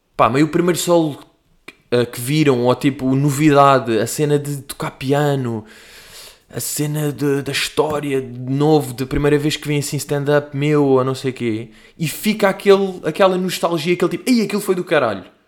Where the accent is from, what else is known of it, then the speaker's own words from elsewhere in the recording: Portugal; I'm from Portugal